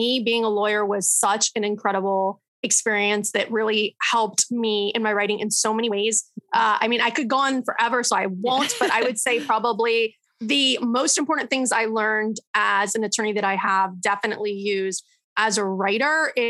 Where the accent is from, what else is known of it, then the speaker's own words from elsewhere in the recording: Florida, United States; born and raised in Florida